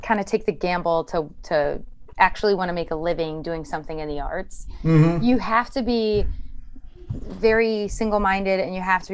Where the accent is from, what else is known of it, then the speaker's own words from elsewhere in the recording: Chicago, Illinois, United States; now in Los Angeles, United States; I grew up in Chicago.